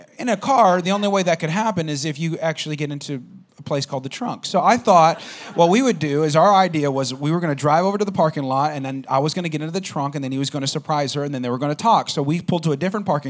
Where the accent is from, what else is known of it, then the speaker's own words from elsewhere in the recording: Albuquerque, New Mexico, United States; moved away; I grew up in Albuquerque, New Mexico, and there wasn't anything there.